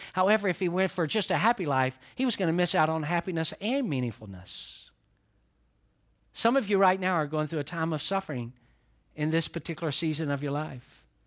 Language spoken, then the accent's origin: English; the South, United States; moved away; I'm a guy from the South